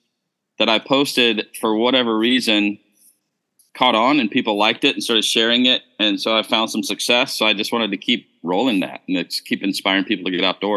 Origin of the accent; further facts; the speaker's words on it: United States; moved away as an adult; also born or lived in Malaysia / Indonesia; I'm originally from the States, from America. I've been overseas since the year 2000